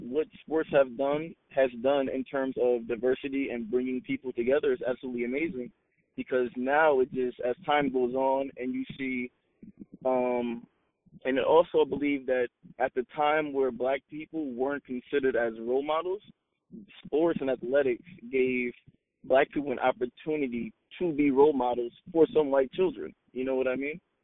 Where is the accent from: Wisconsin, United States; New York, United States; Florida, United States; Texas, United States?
New York, United States; Long Island; I'm from Long Island, New York